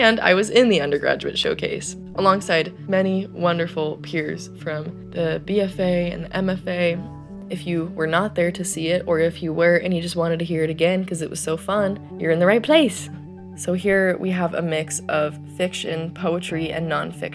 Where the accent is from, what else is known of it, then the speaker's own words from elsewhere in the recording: Boise, Idaho, United States; I was born and raised here in Boise